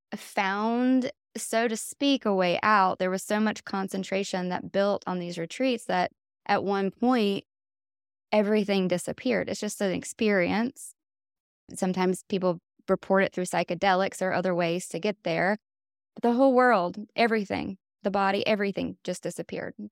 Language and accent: English; Wilkesboro, North Carolina, United States; now in Swannanoa, United States; I grew up on Wilkes-Barre, which is a couple hours away from here in North Carolina, and it's a very conservative, small town.